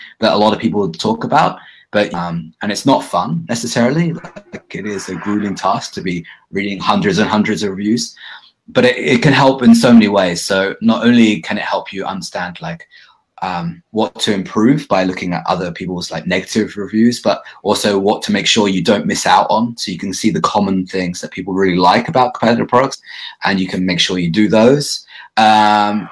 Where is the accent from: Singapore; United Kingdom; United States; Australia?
United Kingdom; accent: British English; also born or lived in Bali; now in Vancouver, Canada; my being British English